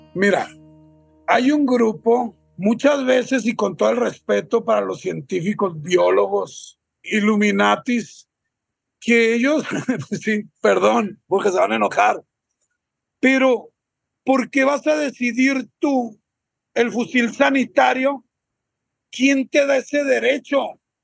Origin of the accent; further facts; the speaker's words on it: Sinaloa, Mexico; yo soy de Sinaloa